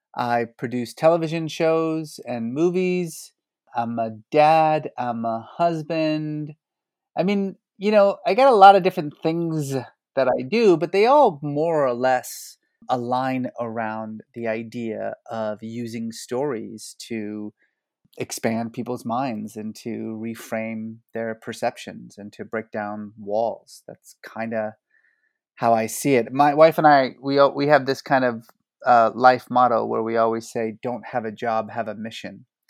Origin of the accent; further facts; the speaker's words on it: Iran; also born or lived in Oklahoma, United States; now in United States; I was born in Iran